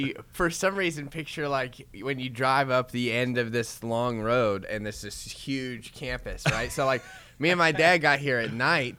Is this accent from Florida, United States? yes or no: yes; Florida, United States; now in Oklahoma, United States; And I came from Florida. I had long hair. And I got here. And for some reason, I didn't even know Oklahoma existed until I got here.